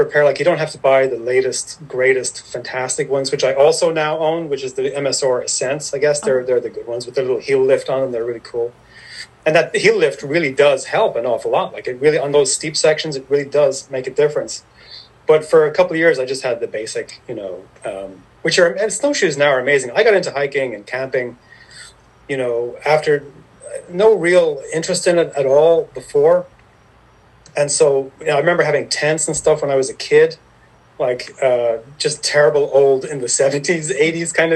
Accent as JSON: {"language": "English", "country": "Ireland", "tie": "born or raised there", "also_born_or_lived": "New York City", "moved": "as an adult", "lives_now": "Catskills, United States", "said": "I grew up in Ireland. I'm Irish, so I grew up in Ireland until about, I was born in 1970. I grew up there. I stayed there until I was in 1996."}